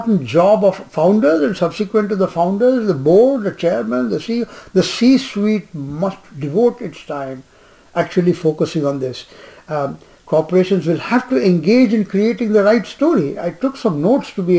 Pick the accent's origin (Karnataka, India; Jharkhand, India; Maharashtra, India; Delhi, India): Jharkhand, India; Jamshedpur; I grew up in Jamshedpur